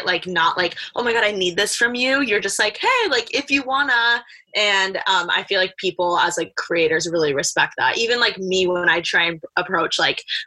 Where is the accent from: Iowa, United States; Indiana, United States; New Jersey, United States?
Indiana, United States; Bloomington; moved away as an adult; now in Los Angeles, United States; I'm from Bloomington, Indiana, born and raised a Midwest girl, moved to LA to go to the fashion school